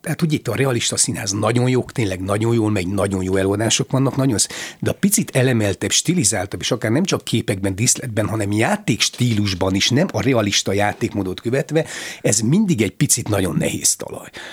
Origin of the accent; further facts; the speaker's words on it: Odorheiu Secuiesc, Harghita County, Romania; moved away as an adult; also born or lived in Târgu Mureș; Én Székelyudvarhelyen születtem, ott végeztem a középiskolát, és aztán Marosvásárhelyen a színművészeti főiskolát.